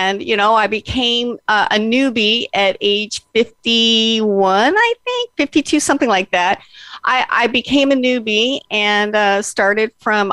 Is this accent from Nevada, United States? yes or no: yes; Las Vegas, Nevada, United States; moved away as an adult; now in Oregon, United States; I was born and raised in Las Vegas